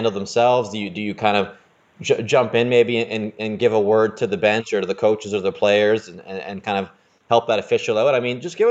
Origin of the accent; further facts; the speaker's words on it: Canada; I'm a Canadian